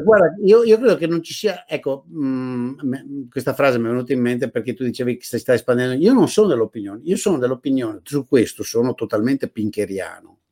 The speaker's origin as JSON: {"language": "Italian", "town": "Padua", "region": "Veneto", "country": "Italy", "tie": "born or raised there", "said": "sono uno che ha quasi 65 anni nacqui nel Veneto, a, nella periferia di Padova"}